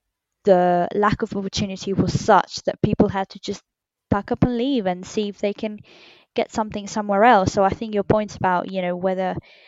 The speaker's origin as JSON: {"language": "English", "country": "Argentina", "tie": "born or raised there", "said": "I was born in Argentina and my family's descended from Britain and Italy."}